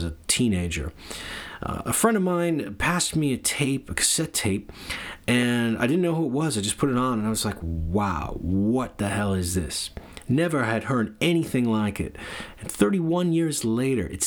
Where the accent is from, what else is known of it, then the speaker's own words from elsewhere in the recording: New York City, New York, United States; growing up in New York City, I heard a lot of people from Guyana, Jamaica, Barbados, and Trinidad.